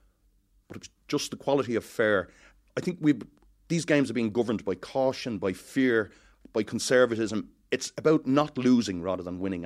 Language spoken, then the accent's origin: English; Dublin, Leinster, Ireland; I'm from Dublin